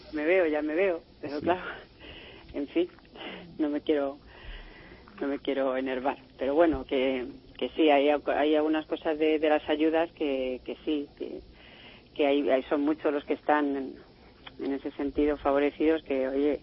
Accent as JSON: {"language": "Spanish", "country": "Spain", "moved": "yes", "lives_now": "France", "said": "yo como española que soy"}